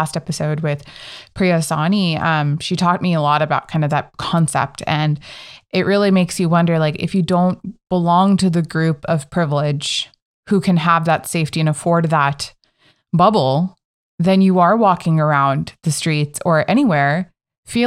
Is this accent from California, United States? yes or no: yes; Northern California, United States; I'm from NorCal